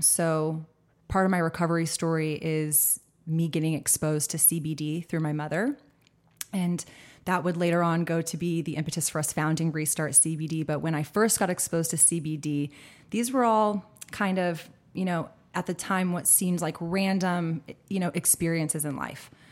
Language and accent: English; Austin, Texas, United States; born and raised in Austin, Texas